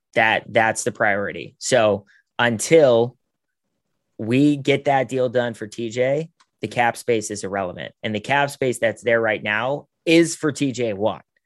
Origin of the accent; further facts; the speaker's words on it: Pittsburgh, Pennsylvania, United States; moved away as an adult; now in Los Angeles, United States; my hometown